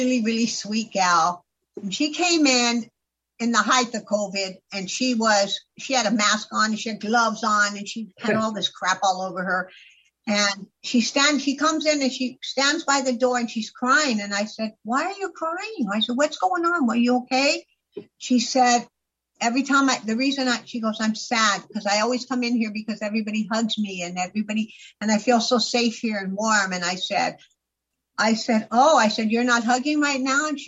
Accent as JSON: {"language": "English", "region": "California", "country": "United States", "tie": "born or raised there", "also_born_or_lived": "Florida", "moved": "yes", "lives_now": "Arizona, United States", "said": "I grew up in California, and then I spent the last 25 years before I came here in Florida, right by the beach"}